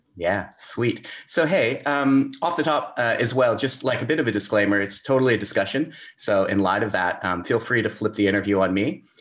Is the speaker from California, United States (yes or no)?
yes; Southern California, United States; moved away as an adult; now in Melbourne, Australia; I grew up in Southern California thirty-something years of my life